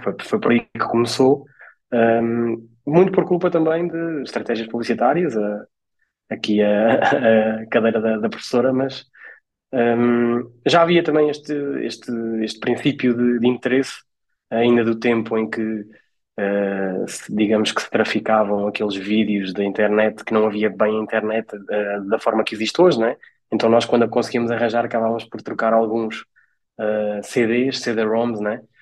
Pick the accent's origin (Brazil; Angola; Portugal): Portugal; also born or lived in Coimbra; de onde eu sou natural, que é a Nadia